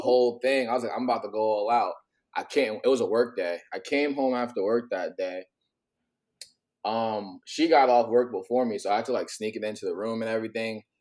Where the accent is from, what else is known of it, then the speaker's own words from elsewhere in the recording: United States; also born or lived in New York / New Jersey; now in San Diego, United States; I'm originally from the East Coast, grew up between New York and New Jersey, but I live kind of everywhere. Right mm-hmm. now, I'm currently in San Diego